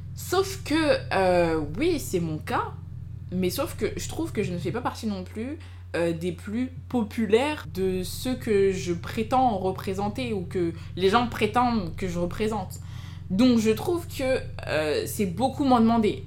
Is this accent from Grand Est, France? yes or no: no; Clichy-sous-Bois, Île-de-France, France; also born or lived in Fosses; j'ai grandi à Clichy-sous-Bois